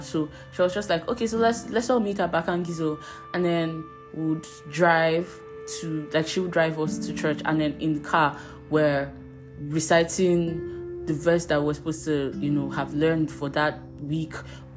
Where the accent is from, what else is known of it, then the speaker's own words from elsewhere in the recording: Abuja, Federal Capital Territory, Nigeria; I grew up in Abuja